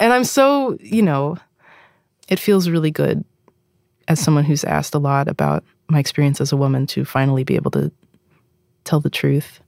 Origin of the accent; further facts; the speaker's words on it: East Coast, United States; I'm from the East Coast